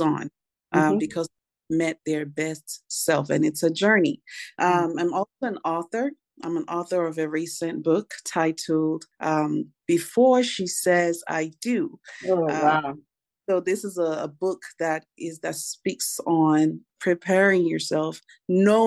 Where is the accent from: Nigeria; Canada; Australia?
Nigeria; now in Nashville, United States; I'm originally from Nigeria. So I'm blessed to be residing currently in the U.S., in the great state of Nashville, Tennessee